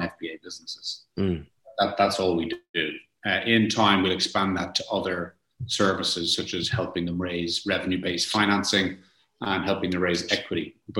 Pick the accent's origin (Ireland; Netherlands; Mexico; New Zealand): Ireland; also born or lived in Montreal, Canada / London; I was born in Montreal, Canada, moved back to Ireland as a young kid, did school and college here in Ireland